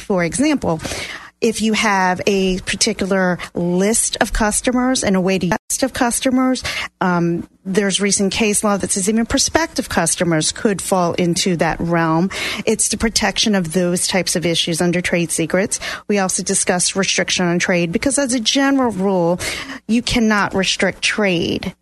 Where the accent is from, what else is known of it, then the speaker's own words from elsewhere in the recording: New Orleans, Louisiana, United States; moved away; I am originally from New Orleans, Louisiana